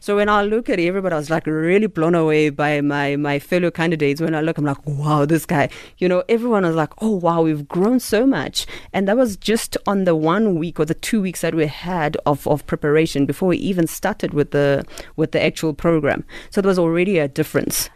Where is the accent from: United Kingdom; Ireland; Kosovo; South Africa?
South Africa; Eastern Cape; I'm Xhosa from the Eastern Cape, so this is how we speak